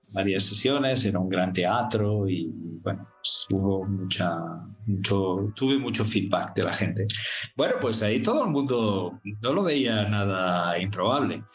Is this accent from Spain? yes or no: yes; Barcelona, Catalonia, Spain; moved away as an adult; also born or lived in Abu Dhabi; now in Singapore; Barcelona, que es mi ciudad natal